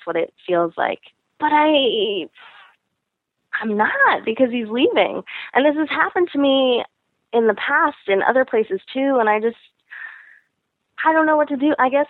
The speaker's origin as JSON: {"language": "English", "country": "United States", "moved": "as an adult", "lives_now": "Taiwan", "said": "I'm an American woman, girl, living in Taiwan."}